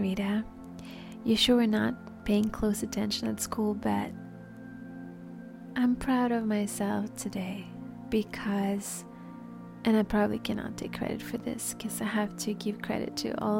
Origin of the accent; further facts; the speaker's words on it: Paris, Île-de-France, France; moved away; I grew up in Paris, so that's why the French came out.